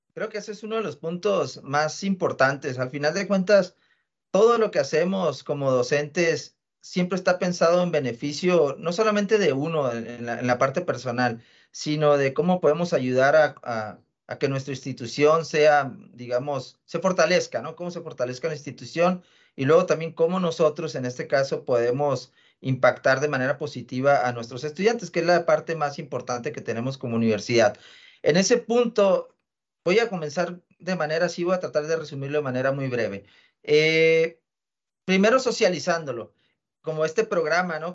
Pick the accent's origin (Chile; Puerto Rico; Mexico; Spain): Mexico; northern Mexico; a nosotros como latinoamericanos y como mexicanos y norteños en particular